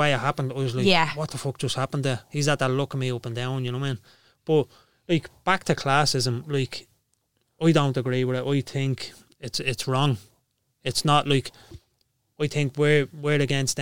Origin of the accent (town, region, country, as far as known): Dublin, Leinster, Ireland; born or raised there